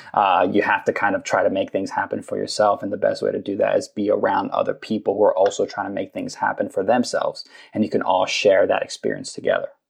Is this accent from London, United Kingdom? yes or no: yes; London, United Kingdom; moved away as an adult; now in Los Angeles, United States; I grew up in London. I was there for 18 years